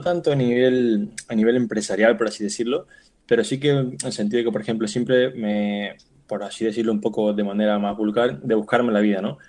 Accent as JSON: {"language": "Spanish", "region": "Canary Islands", "country": "Spain", "also_born_or_lived": "Barcelona", "moved": "yes", "lives_now": "Palma de Mallorca, Spain", "said": "yo soy de Canarias, pero vivo en Palma de Mallorca y también estudié en Barcelona"}